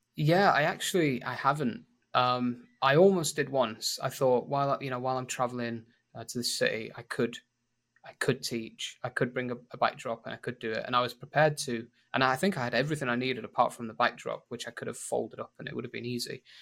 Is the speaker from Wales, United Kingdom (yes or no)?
no; Sheffield, Yorkshire and the Humber, United Kingdom; accent: northern; moved away as an adult; now in Lima, Peru; So, I'm from England, but I'm from a, from the north of England, from Sheffield. So, it's a really northern accent.